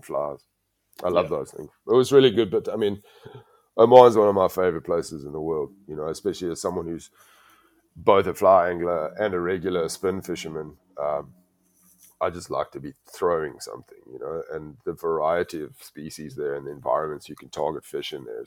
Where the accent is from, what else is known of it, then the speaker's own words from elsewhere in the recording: South Africa; as a South African